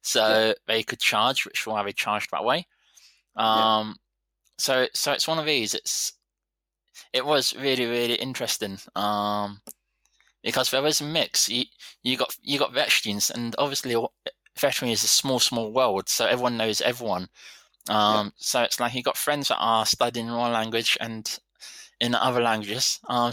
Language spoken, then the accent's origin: English; England, United Kingdom; And I think as English, we are just kind of like, we expect everyone to talk English.